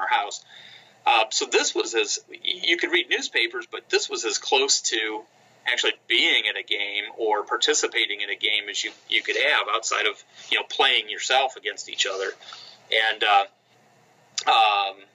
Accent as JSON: {"language": "English", "region": "Northwest Ohio", "country": "United States", "tie": "born or raised there", "said": "when I grew up in Northwest Ohio, so as a child"}